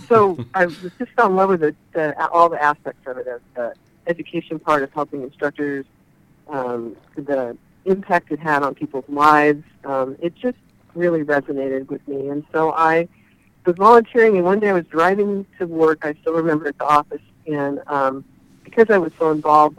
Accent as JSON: {"language": "English", "town": "Chico", "region": "California", "country": "United States", "tie": "born or raised there", "also_born_or_lived": "Davis, California / Santa Cruz, California", "moved": "as an adult", "lives_now": "Oregon, United States", "said": "in Chico, California"}